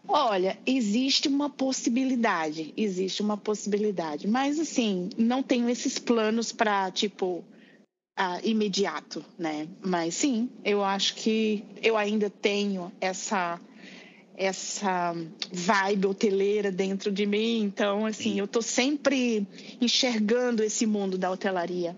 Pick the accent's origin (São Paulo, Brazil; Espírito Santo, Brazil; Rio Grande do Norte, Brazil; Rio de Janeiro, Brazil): Rio Grande do Norte, Brazil; Natal; moved away as an adult; now in Seattle, United States; sou de Natal, lá do Rio Grande do Norte. É, moro no, no, momento em Seattle, em Washington